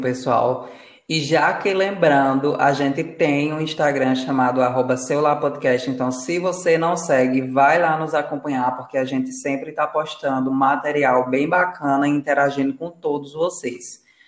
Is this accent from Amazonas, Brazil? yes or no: no; Rio Grande do Norte, Brazil; now in Paraíba, Brazil; no estado que eu nasci, que é no Rio Grande do Norte. Aqui na Paraíba eu já sinto uma leve diferença.